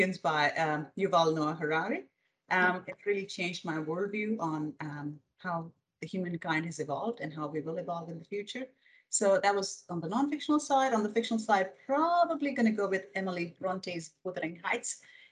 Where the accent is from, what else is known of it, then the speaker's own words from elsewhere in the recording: India; English is a second language; also born or lived in Middle East / Michigan, United States; now in Australia; Grew up in India. Well, born and raised.